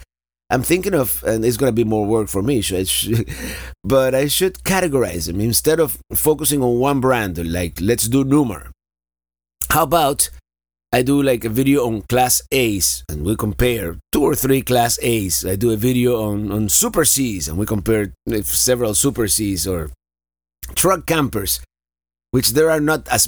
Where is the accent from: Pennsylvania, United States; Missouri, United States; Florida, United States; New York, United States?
Florida, United States; Florida is my home state